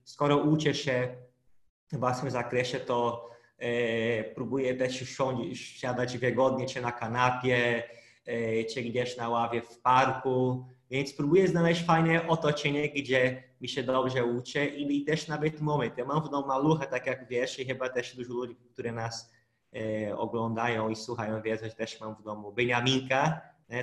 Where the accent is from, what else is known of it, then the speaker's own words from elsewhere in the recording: Brazil; Polish is a second language; moved away as an adult; now in Poland; pochodzę z Brazylii, ale jak do Polski przyleciałem, to już znałem trochę polskiego, bo ja przez dwa lata się uczyłem polskiego